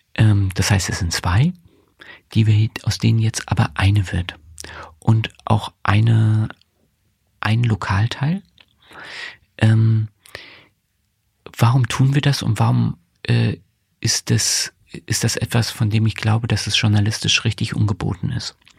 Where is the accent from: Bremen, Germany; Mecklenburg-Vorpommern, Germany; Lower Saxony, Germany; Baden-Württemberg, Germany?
Mecklenburg-Vorpommern, Germany; Greifswald; moved away as an adult; also born or lived in Rostock / Berlin; now in Dresden, Germany; Ich bin in Greifswald aufgewachsen